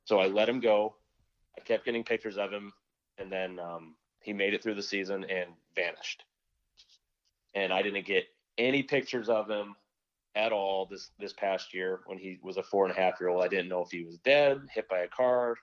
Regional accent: Nebraska, United States; now in Michigan, United States

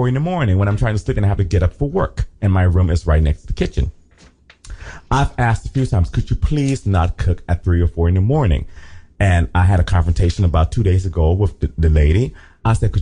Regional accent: Liberia; accent: Liberian; I had a good old Liberian my Liberian accent came out, my African accent.

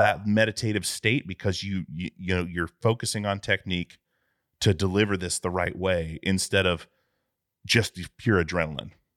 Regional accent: Alaska, United States; I grew up in Alaska

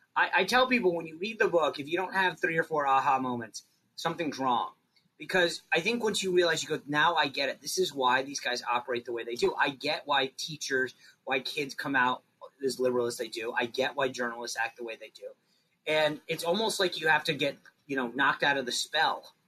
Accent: East Coast, United States; I'm from the East coast

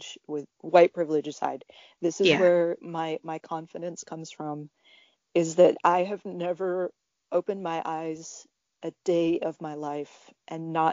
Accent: Southeast Arkansas, United States; I grew up in Southeast Arkansas

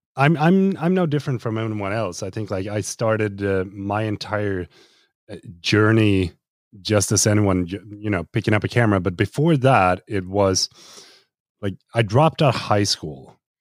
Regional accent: Sweden; here in Sweden

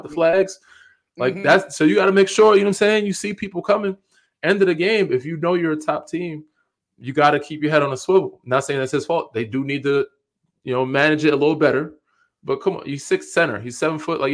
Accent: Long Island, New York, United States; Even though Westchester, we're from Long Island.

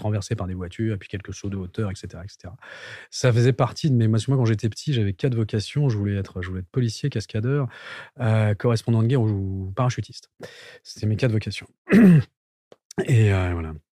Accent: Val d'Oise, Île-de-France, France; j'ai grandi dans le Val d'Oise

